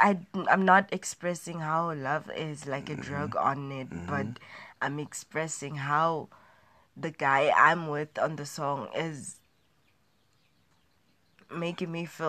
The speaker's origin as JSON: {"language": "English", "country": "South Africa", "said": "I'm a South African, I'm proud of my roots."}